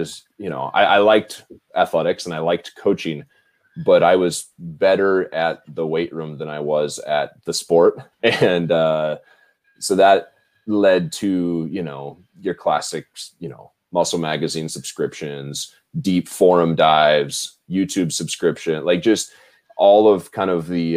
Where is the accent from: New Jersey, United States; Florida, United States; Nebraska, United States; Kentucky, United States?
Nebraska, United States; Lincoln; moved away as an adult; also born or lived in Minnesota; I am from Nebraska, Lincoln, Nebraska, born and raised, corn fed.